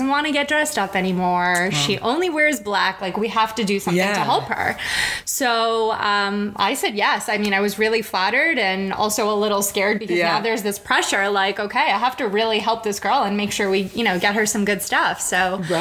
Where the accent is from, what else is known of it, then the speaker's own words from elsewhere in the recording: New York City, New York, United States; also born or lived in Manhattan; I was born and raised in Brooklyn.